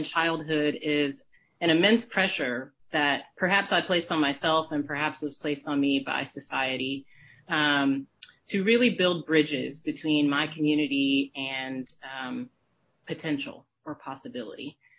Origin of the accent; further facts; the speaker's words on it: Richmond, Virginia, United States; moved away as an adult; now in Oakland, United States; I am speaking to you today from Oakland, California. But my hometown is Richmond, Virginia. It's where I was born and raised. It's where I went to PT school, and it's where I worked for the first almost decade of my career.